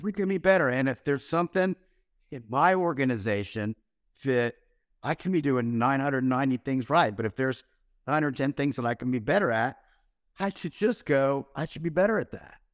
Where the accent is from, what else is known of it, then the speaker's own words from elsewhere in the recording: Florida, United States; we grew up in Florida down here